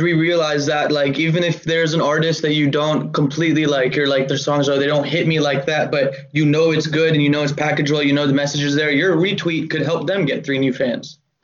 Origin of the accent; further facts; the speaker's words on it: Atlanta, Georgia, United States; also born or lived in Cleveland, Ohio / Augusta, Georgia / Louisville, Kentucky / Virginia; I was born in Cleveland, Ohio, then moved to Georgia at nine years old in Augusta, and then we moved to Atlanta at 11.